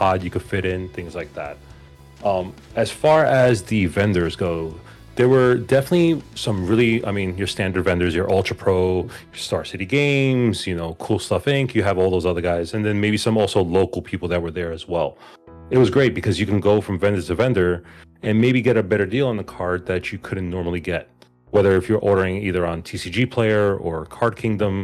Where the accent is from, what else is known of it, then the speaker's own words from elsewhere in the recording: New York City, New York, United States; also born or lived in Queens, New York; I am from New York. Actually Manhattan, born and raised, but I live in Queens.